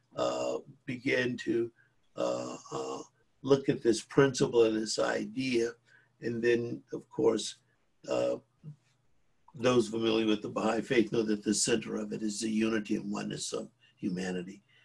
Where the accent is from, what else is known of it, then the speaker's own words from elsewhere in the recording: Greenville, South Carolina, United States; I grew up in South Carolina in a rigidly segregated uh, community, Greenville, South Carolina